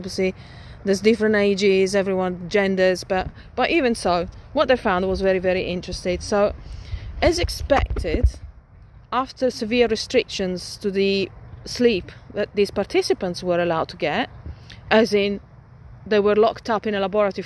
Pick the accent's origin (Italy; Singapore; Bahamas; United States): Italy; Milan, Lombardy; moved away; when I was still growing up in Milan